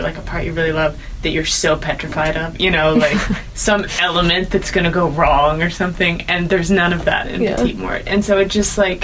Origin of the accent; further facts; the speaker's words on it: Kansas, United States; now in Seattle, United States; I'm from Kansas